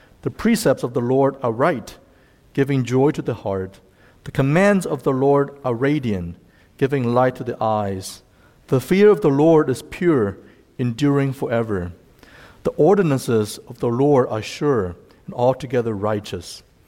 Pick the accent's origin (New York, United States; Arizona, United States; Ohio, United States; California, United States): Ohio, United States; Fairfield; also born or lived in China; now in Cincinnati, United States; I was born in China, and I lived in the U.S. since I was 12. I actually went to middle school and high school in Fairfield, just west of here, and then lived in the East Coast for about 11 years and came back to Cincinnati 2 years ago.